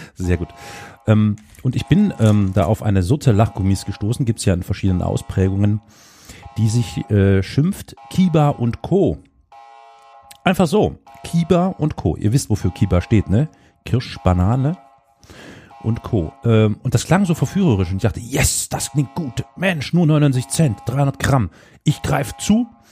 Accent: Saxony, Germany; Ich komme aus Sachsen

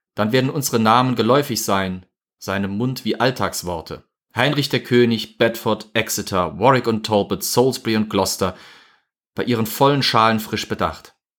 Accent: Germany; Wir als Deutsche

